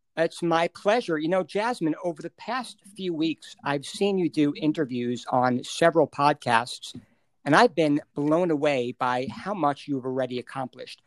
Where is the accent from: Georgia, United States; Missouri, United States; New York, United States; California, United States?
New York, United States; I was born and raised in New York